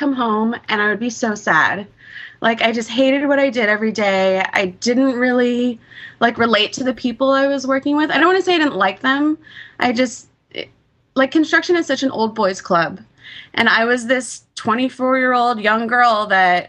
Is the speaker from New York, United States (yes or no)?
no; East Bay, California, United States; I grew up in the East Bay